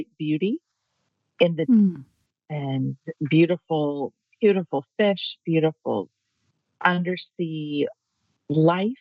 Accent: Florida, United States; I'm born and raised in Florida

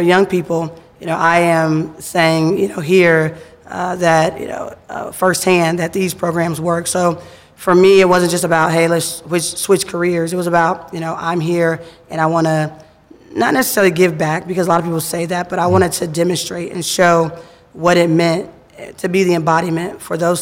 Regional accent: Cincinnati, Ohio, United States; I grew up here in Cincinnati, born and raised.

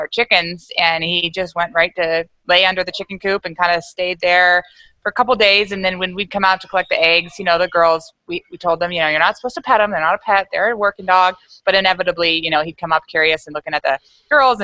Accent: Bay Area, California, United States; moved away as an adult; also born or lived in Virginia; I'm from the Bay Area, which is now turned into Silicon Valley in California

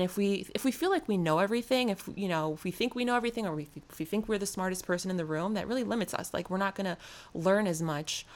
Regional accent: New York City, New York, United States; I'm from New York City.

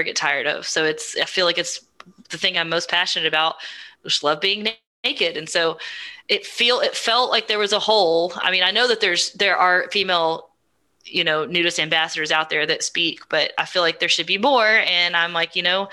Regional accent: Texas, United States; I'm from Texas

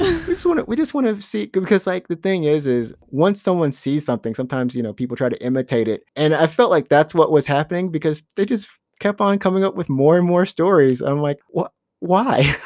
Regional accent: Alabama, United States; moved away; I'm from Alabama

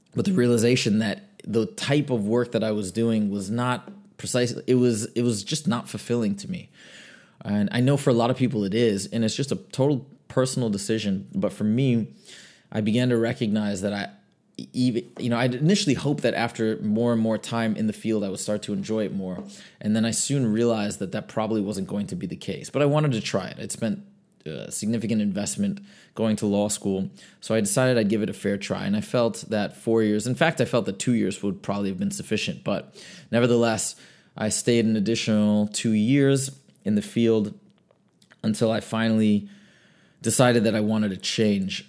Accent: Michigan, United States; I grew up in Michigan.

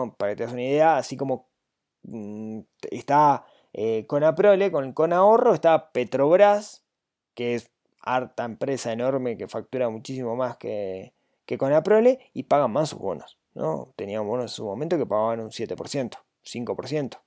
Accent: Uruguay

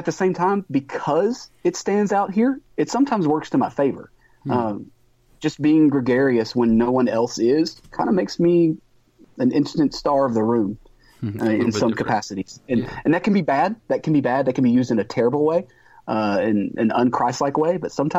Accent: Texas, United States; I'm a Texan.

